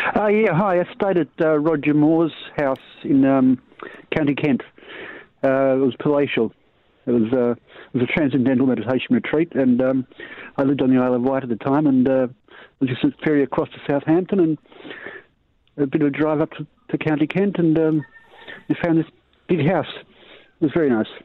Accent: Box Hill, Victoria, Australia; house I grew up in was in Box Hill

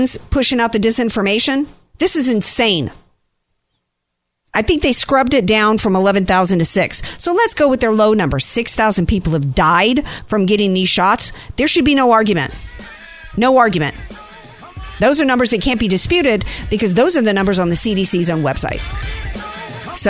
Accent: Louisiana, United States; now in San Diego, United States; my home state, I'm a little preoccupied tonight thinking about my people down there.

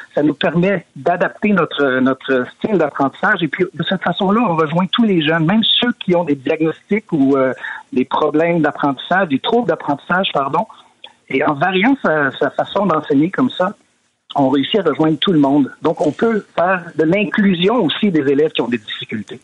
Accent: Quebec, Canada; moved away as an adult; now in Sweden; ça fait 20 ans que je suis parti du Québec

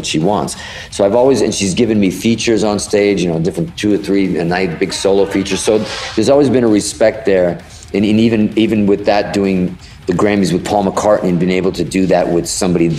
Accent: Boston, Massachusetts, United States; also born or lived in Hudson, Massachusetts; we grew up in Boston in Fenway Park

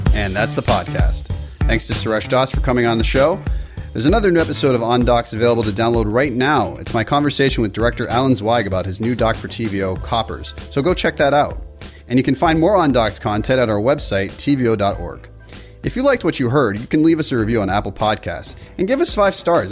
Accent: Toronto, Ontario, Canada; Toronto 'cause this is where I grew up

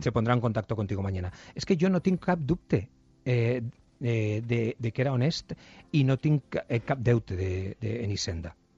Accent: Buñol, Valencian Community, Spain; moved away; la festa del meu poble

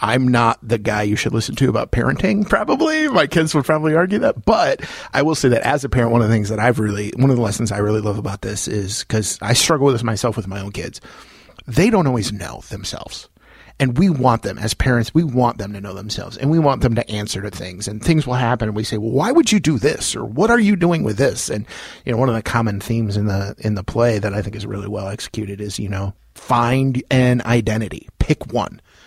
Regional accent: Loves Park, Illinois, United States; also born or lived in Roscoe / Beloit / Rockford; I was born in Loves Park, lived in Roscoe, lived in Beloit, lived in Rockford. I live in Roscoe now, so all over the place.

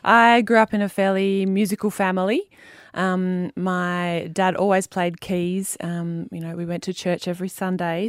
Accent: Wheatbelt, near Cunderdin, Western Australia, Australia; I grew up in the Wheat Belt out near Cundidon

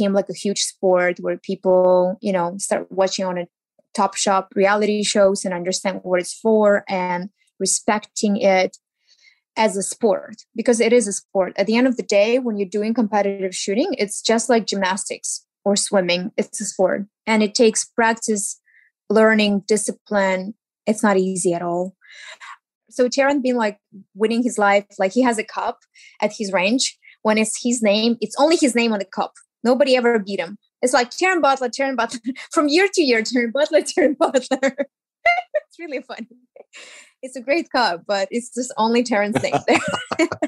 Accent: Ukraine; English is a second language; moved away as an adult; now in Los Angeles, United States; I moved from Ukraine

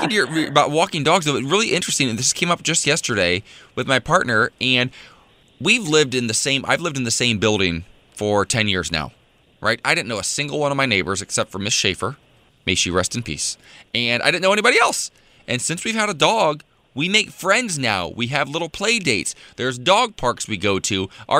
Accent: Midwest, United States; I'm from the Midwest. You have a lot of Muellers back home.

